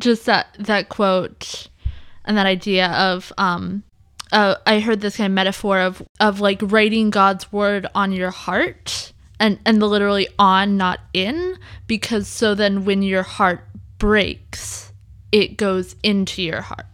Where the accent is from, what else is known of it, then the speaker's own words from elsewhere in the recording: suburb of Seattle, Washington, United States; also born or lived in Iowa; we moved from Iowa to a suburb of Seattle